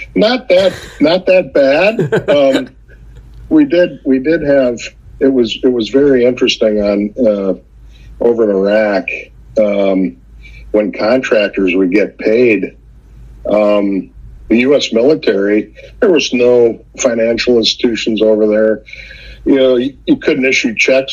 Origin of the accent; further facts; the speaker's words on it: central Minnesota, United States; I'm a small town guy from central Minnesota